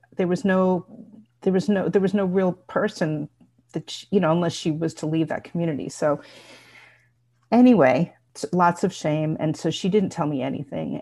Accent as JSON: {"language": "English", "area": "Bergen County", "region": "New Jersey", "country": "United States", "tie": "born or raised there", "said": "I grew up in Bergen County, New Jersey"}